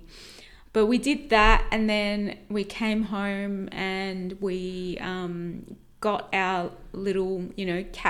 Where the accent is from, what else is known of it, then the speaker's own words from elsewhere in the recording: Australia; we said, Australia